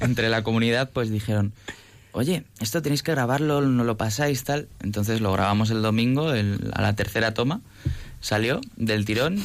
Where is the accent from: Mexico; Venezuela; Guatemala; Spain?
Spain; Toledo, Castilla-La Mancha; now in Madrid, Spain; nací en Madrid, pero me he criado en Toledo. Entonces, sí, soy de Toledo adoptivo